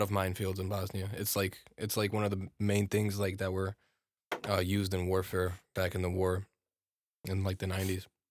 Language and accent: English; United States; I'm American-born